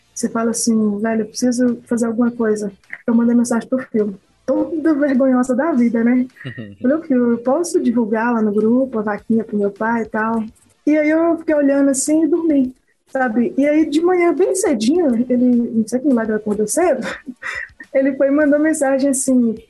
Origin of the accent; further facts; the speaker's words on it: Turmalina, Minas Gerais, Brazil; Eu sou de Turmalina e daqui de BH são 500 quilômetros, quase 550